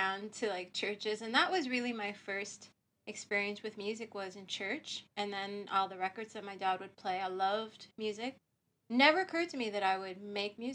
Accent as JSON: {"language": "English", "region": "Ohio", "country": "United States", "tie": "born or raised there", "moved": "yes", "said": "I'm from Ohio, the other O state, not Oregon. So I grew up in Ohio"}